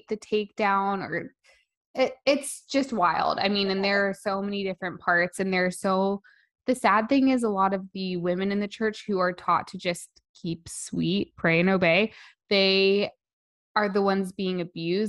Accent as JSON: {"language": "English", "town": "Las Vegas", "region": "Nevada", "country": "United States", "tie": "born or raised there", "said": "I grew up in Las Vegas"}